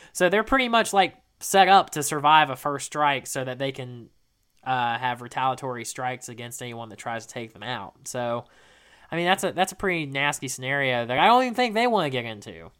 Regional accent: the South, United States; we're both from the South

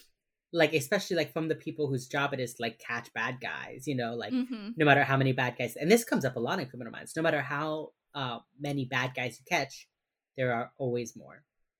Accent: Miami, Florida, United States; growing up in Miami has a large Jewish population, and so every year I think October is Holocaust Remembrance Month.

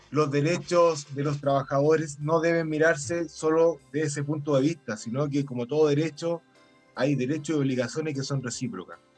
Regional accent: Chile; Bueno, que nosotros somos chilenos, no somos ni daneses ni finlandeses.

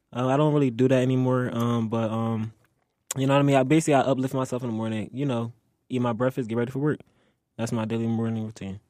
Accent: Philadelphia, Pennsylvania, United States; moved away; also born or lived in Delaware; growing up in Philly, I would say it was fun.

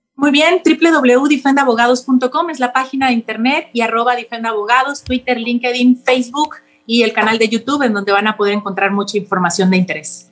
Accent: Mexico; nosotros como Estado mexicano

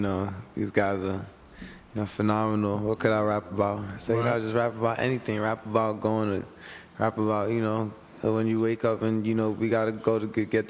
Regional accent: New York City, New York, United States; also born or lived in Harlem; So, I just want to say, I was born in Harlem. And I was raised in the South Bronx. I came back to Harlem to live, you know, once I was a man and I had enough money to, you know, afford it.

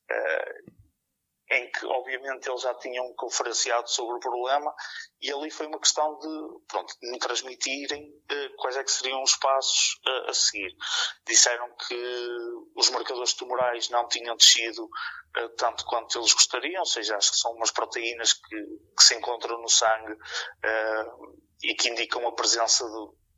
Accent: Porto, Norte, Portugal; sou aqui da zona do Porto

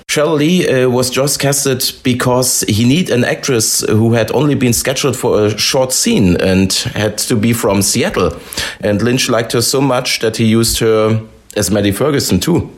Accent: Germany; English is a second language; We are from Germany

